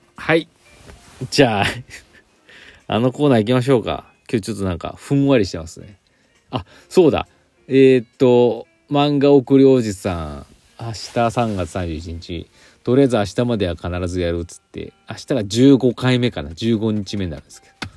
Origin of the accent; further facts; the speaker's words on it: Aichi, Japan; moved away; 私の実家ね愛知県の方